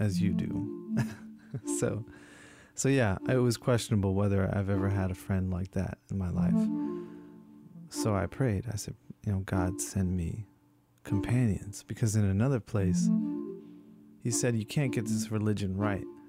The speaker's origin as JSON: {"language": "English", "town": "Princeton", "region": "New Jersey", "country": "United States", "tie": "born or raised there", "moved": "yes", "lives_now": "California, United States", "said": "I was back in New Jersey, in my hometown of Princeton"}